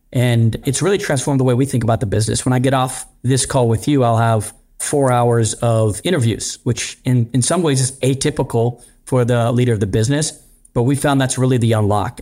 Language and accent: English; Pittsburgh, Pennsylvania, United States; moved away; I grew up in Pittsburgh